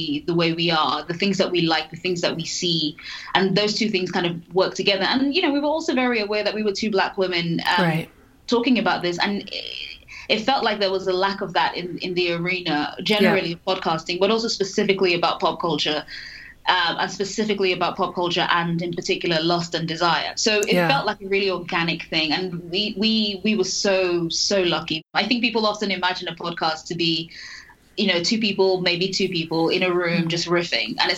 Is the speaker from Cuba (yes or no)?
no; London, United Kingdom; moved away as an adult; also born or lived in Nigeria; now in United States; I'm from London, so I'm British